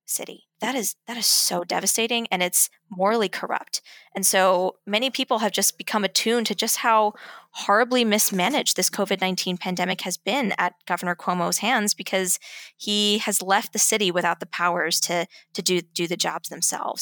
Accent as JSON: {"language": "English", "town": "New York City", "region": "New York", "country": "United States", "tie": "born or raised there", "said": "my hometown itself was started by World War Two veterans"}